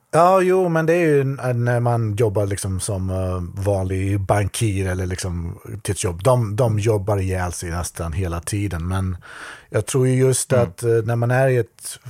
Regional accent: Skövde, Västra Götaland, Sweden; moved away as an adult; now in Japan; min hemstad Skövde

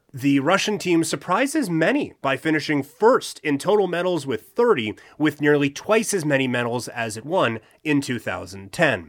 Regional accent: southern Saskatchewan, Canada; now in Alberta, Canada; my, my hometown, is, like, the biggest of the small towns in southern Saskatchewan

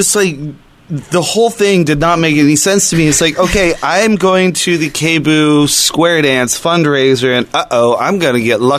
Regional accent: Brazil; moved away; I'm from Brazil.

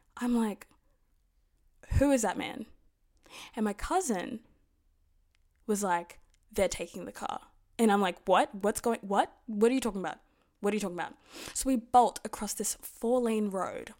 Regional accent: Sydney, New South Wales, Australia; we're from Sydney

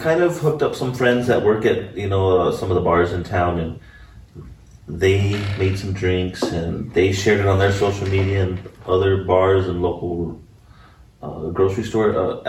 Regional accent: El Paso, Texas, United States; now in Las Cruces, United States; I'm from El Paso.

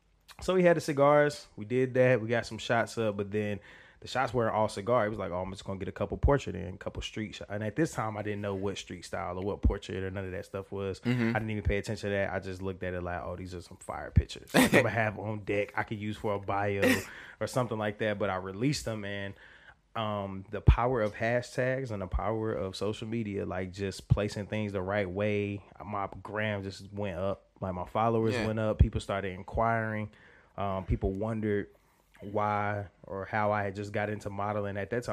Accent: Charlotte, North Carolina, United States; born and raised Charlotte, North Carolina. I haven't always been here.

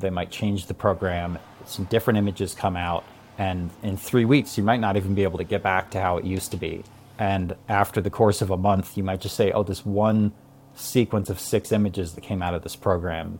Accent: Hawaii, United States; I grew up in Hawaii

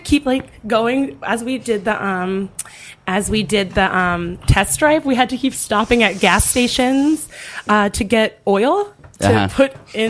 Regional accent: Philadelphia, Pennsylvania, United States; moved away as an adult; also born or lived in New York; now in Los Angeles, United States; I'm from Philadelphia.

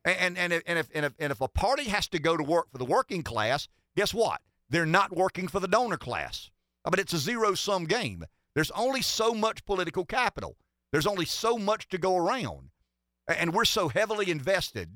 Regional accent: Pamplico, South Carolina, United States; I'm from Pampelco.

